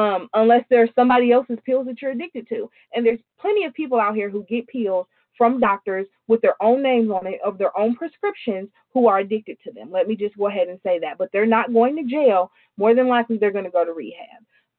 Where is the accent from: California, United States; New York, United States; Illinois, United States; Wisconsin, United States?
New York, United States; I'm from New York.